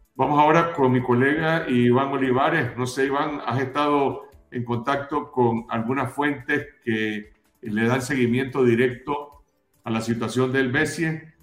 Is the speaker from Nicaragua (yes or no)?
yes; Nicaragua; como ciudadano nicaragüense